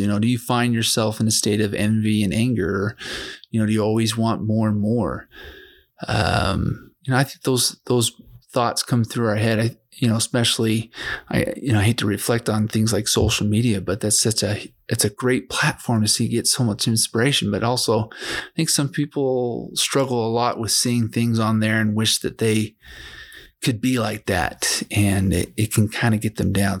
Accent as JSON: {"language": "English", "town": "Provo", "region": "Utah", "country": "United States", "tie": "born or raised there", "lives_now": "Vernal, United States", "said": "I'm from Vernal, Utah. I grew up in Provo, Utah"}